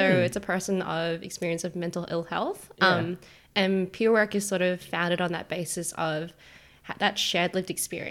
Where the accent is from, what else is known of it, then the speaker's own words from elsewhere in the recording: Perth, Western Australia, Australia; now in Melbourne, Australia; So I'm in Melbourne at the moment, but I'm originally from Perth.